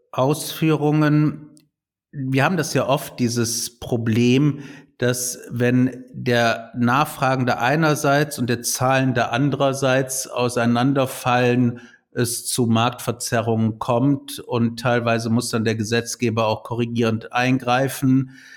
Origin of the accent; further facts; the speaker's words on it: Cologne, North Rhine-Westphalia, Germany; als Kölner